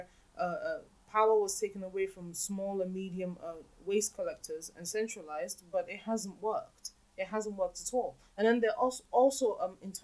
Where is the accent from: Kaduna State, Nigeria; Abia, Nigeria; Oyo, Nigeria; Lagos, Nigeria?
Lagos, Nigeria; I am from Lagos. Lagos Island, to be specific.